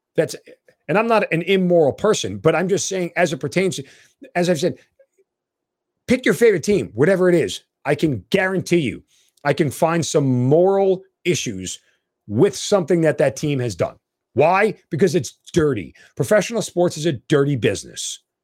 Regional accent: New York, United States; moved away; I'm a New Yorker.

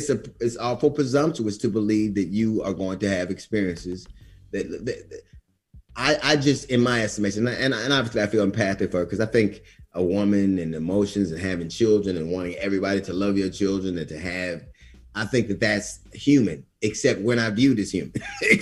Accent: United States; then I'm American. I'm quintessentially American.

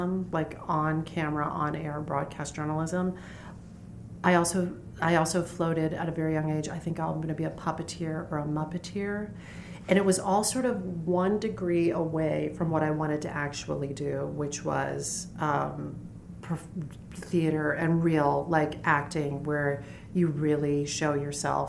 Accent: Dayton, rural Ohio, United States; I grew up in Dayton, Ohio. And then we moved, and I grew up in, really my formative years were in rural Ohio

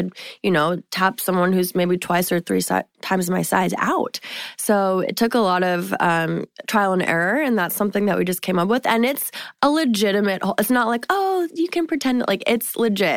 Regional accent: Massachusetts, United States; So I'm actually originally from Massachusetts

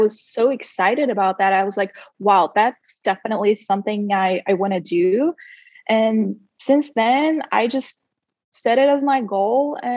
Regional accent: Siberia, Russia; moved away as an adult; also born or lived in Sacramento, United States; I spent almost 18 years of my life here uh, in Siberia, to be precise. And then at the age of 18, I moved to the US when I uh, got a full athletic scholarship at Sac State.

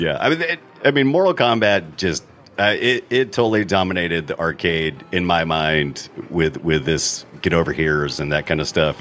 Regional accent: United States; I'm an American

